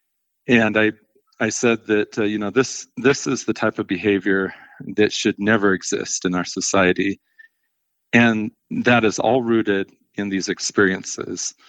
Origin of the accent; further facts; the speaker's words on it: Delta, Colorado, United States; also born or lived in Orchard City, Colorado; I grew up in Delta, went to Delta High School